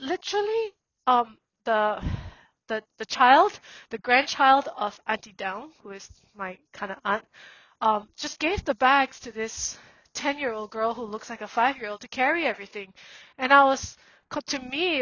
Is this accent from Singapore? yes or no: yes; Singapore; also born or lived in Myanmar; I went back to Burma when I was 17, and I grew up in Singapore